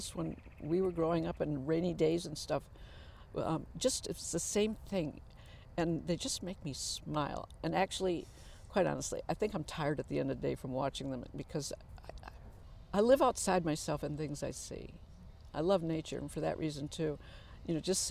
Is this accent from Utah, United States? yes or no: no; Muskegon, Michigan, United States; I was born in Muskegon, Michigan